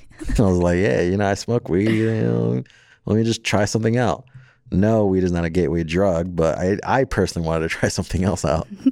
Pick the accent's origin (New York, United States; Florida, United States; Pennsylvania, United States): Florida, United States; also born or lived in Jersey City, New Jersey / San Antonio, Texas / California; now in Las Vegas, United States; raised down in Florida